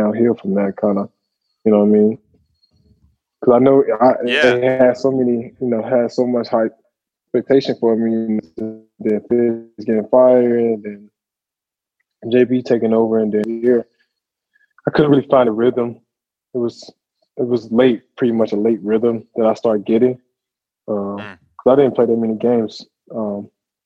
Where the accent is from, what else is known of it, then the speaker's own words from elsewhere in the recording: Wellston, Missouri, United States; growing up in St. Louis and the city I grew up in, Wellston